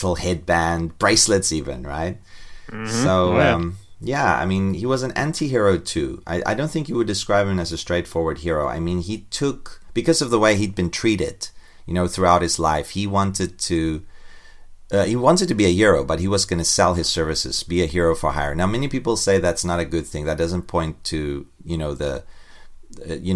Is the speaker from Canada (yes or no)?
no; South Africa; growing up in South Africa, I, you know, in this racist atmosphere all the time in the 1970s and 80s